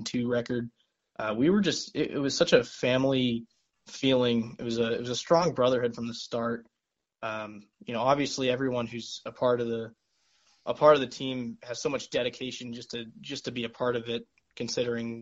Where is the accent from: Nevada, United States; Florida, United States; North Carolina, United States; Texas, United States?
Nevada, United States; Las Vegas; moved away as an adult; now in Lawrence, United States; I'm a native from Las Vegas, Nevada